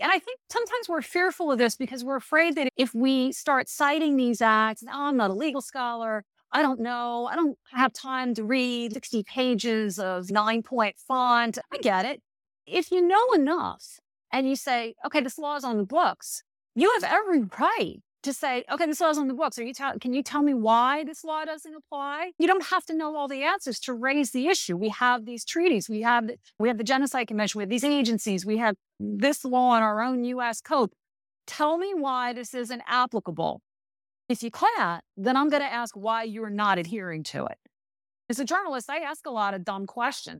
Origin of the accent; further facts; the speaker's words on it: United States; as an American